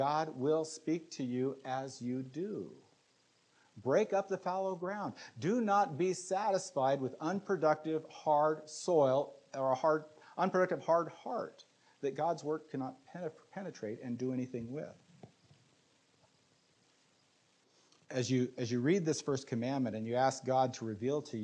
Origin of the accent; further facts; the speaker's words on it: United States; we as American Christians